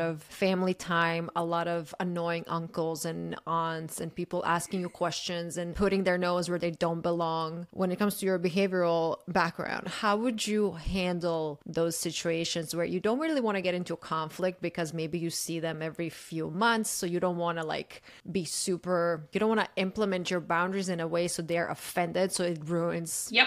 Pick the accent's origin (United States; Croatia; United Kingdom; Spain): Croatia; I'm from Croatia